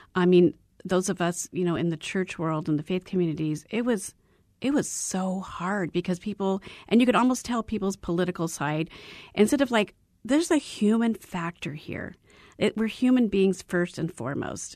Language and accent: English; Arizona, United States; I was born and raised in Arizona